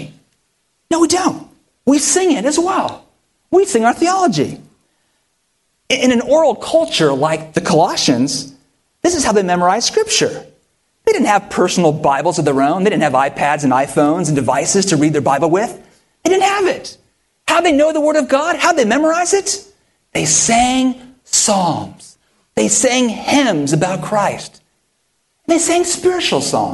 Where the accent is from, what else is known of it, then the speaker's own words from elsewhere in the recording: near Stanford University, California, United States; moved away; I grew up near Stanford University